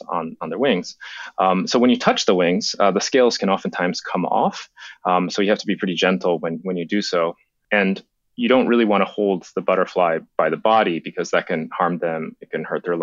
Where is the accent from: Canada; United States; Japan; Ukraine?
Japan; moved away; When I was a kid, I grew up in Japan